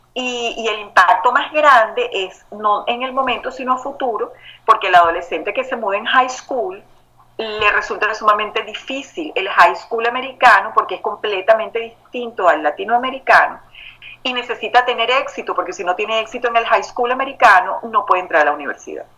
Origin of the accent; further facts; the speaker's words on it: Venezuela; moved away as an adult; now in Houston, United States; me crié en Venezuela